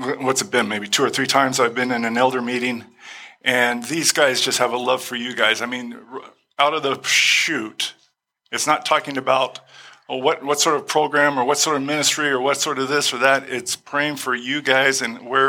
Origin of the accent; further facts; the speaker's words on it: Glendale, United States; I was born and raised in Glendale.